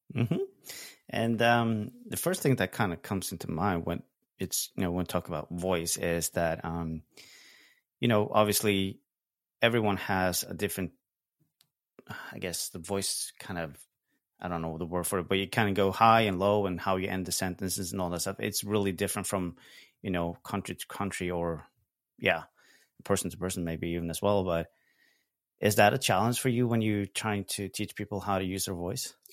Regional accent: Norway; I'm from Norway, so we do tend to speak a little bit differently in terms of intonations

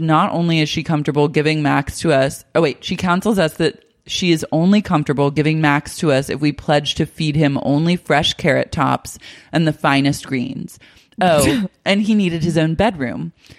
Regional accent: Australia; Keep in mind, I'm Australian and didn't really realize that health and dental insurance were totally different.

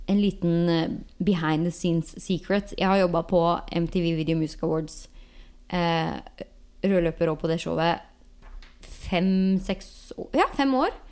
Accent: Norway; moved away as an adult; now in Los Angeles, United States; som nordmann

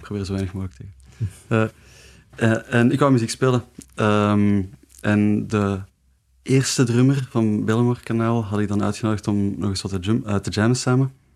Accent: Leuven, Flanders, Belgium; ik ben van Leuven

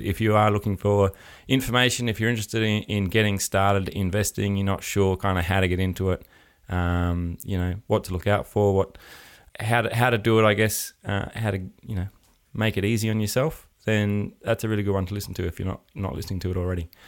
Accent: Adelaide, South Australia, Australia; I'm from Adelaide

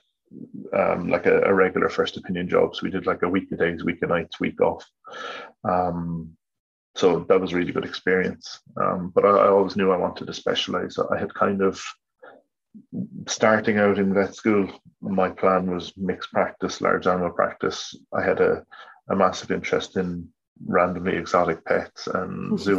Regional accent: Midleton, Munster, Ireland; I grew up in East Cork, just outside Middleton.

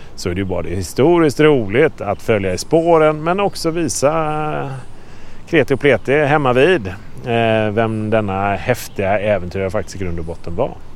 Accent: Sweden; moved away; Det var här jag växte upp

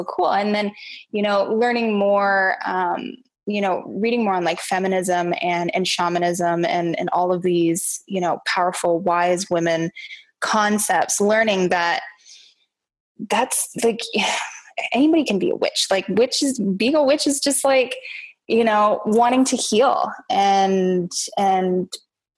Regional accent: Kamloops, British Columbia, Canada; my hometown in Kamloops, British Columbia, Canada

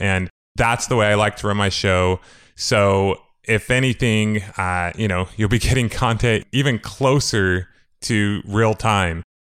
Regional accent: Moreno Valley?, Riverside area, California, United States; also born or lived in Idaho; from second grade on, I grew up basically in Mariloma, California, Riverside area

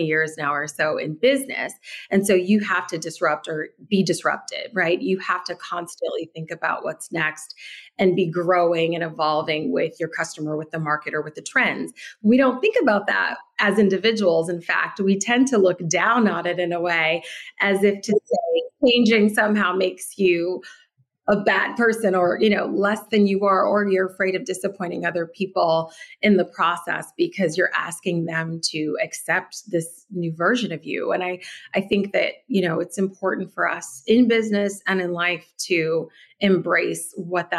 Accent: Detroit, Michigan, United States; moved away; also born or lived in New York; I was born and raised in Detroit in the 80s

